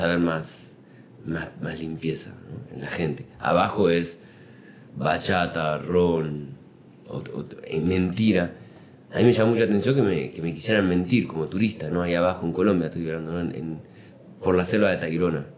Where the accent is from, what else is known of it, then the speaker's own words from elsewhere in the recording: Uruguay; now in Mexico; En Uruguay, de donde, donde nací